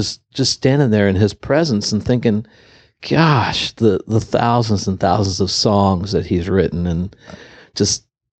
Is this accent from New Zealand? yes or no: no; Ireland; I'm an Irishman.